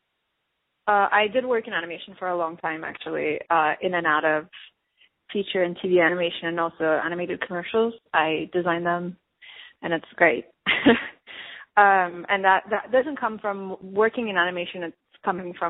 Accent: Turkey; moved away as an adult; now in Los Angeles, United States; I was born and raised in Turkey, and I came to Los Angeles for college, and then I stayed

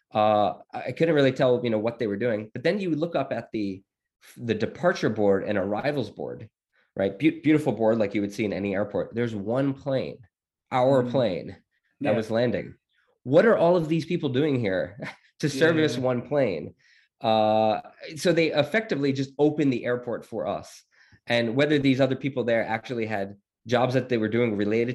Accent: United States; as an American, we were not allowed

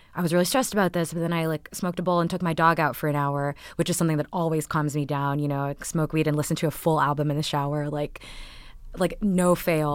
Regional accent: Texas, United States; born or raised there; also born or lived in Canada

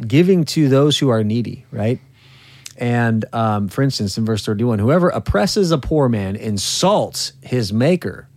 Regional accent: California, United States; moved away; in California, my home state

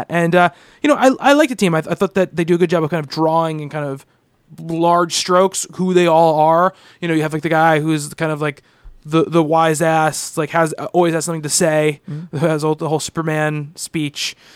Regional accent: Canada; I enjoyed the two fours, and yes, I'm Canadian, and I'm no, and I'm not a hockey fan.

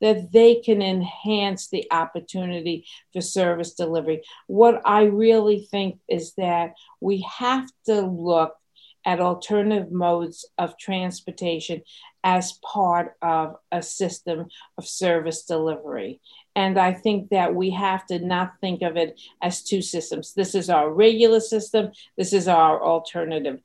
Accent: New York City, New York, United States; I grew up in Brooklyn, New York

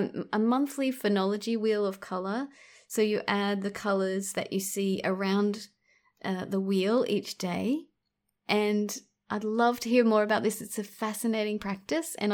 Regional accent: Australia; born and raised in Australia

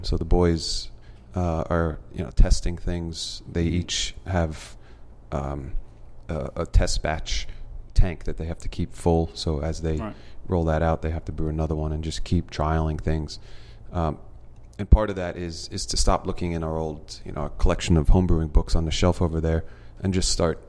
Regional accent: East Coast, United States; I grew up on the East Coast, and when I visit, I'm usually on the East Coast

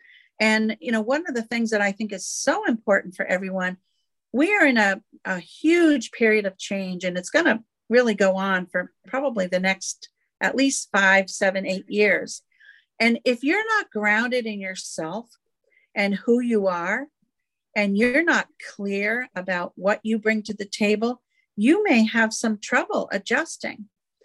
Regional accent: New England, United States; now in South Carolina, United States; I came from New England. I now live in South Carolina.

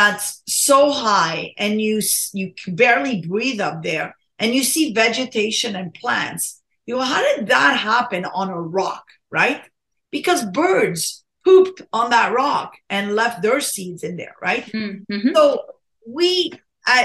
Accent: Morocco; moved away; I was born in Morocco, right? And my parents fed me like, you know, brain and spleen and mammary glands.

